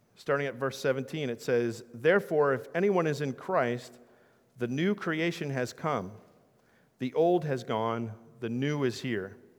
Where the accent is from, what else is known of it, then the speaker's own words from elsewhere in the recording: New Jersey, United States; I'm from South Jersey, so I'm a Sixers and Eagles fan